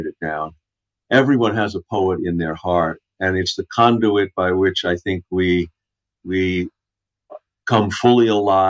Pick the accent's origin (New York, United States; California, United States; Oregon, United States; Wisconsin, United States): New York, United States; Long Island; also born or lived in Brooklyn; I was born in Brooklyn, grew up on Long Island